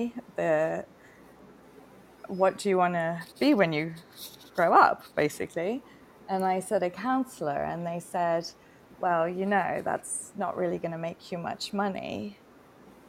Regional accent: Singapore; moved away as an adult; now in Bali, Indonesia; Growing up in Singapore as well, you know, it was quite a strict education system

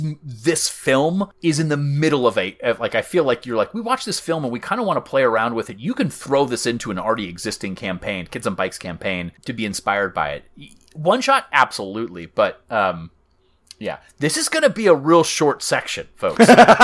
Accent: Myrtle Beach, South Carolina, United States; Like, I grew up in Myrtle Beach, South Carolina, where it was either a putt-putt golf course, a beachware store, a water boggin, a church

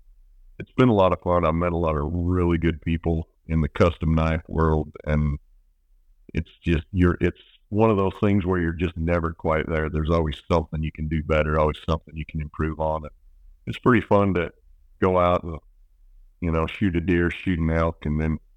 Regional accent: Manti, Utah, United States; I grew up farming down in Central Utah

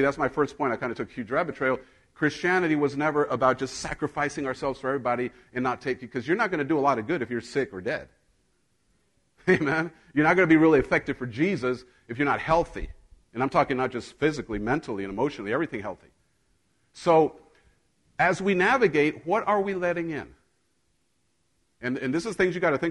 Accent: Mexico; moved away; I grew up in Mexico

